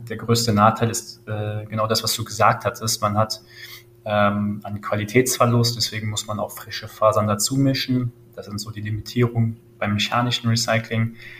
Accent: Langenfeld, North Rhine-Westphalia, Germany; ich komme aus Langenfeld, das ist eine kleine Stadt neben Düsseldorf

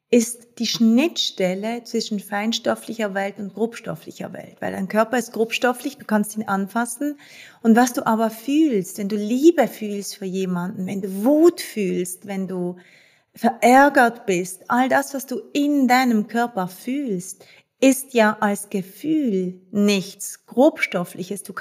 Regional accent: Basel, Basel-Stadt, Switzerland; ich bin Schweizerin, ich bin in Basel geboren und aufgewachsen

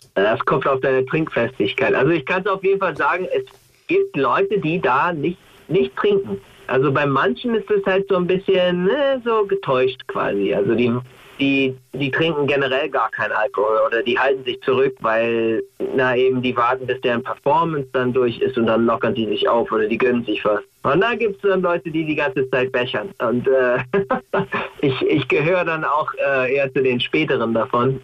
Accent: United States; German is a second language; now in Germany; als Amerikaner

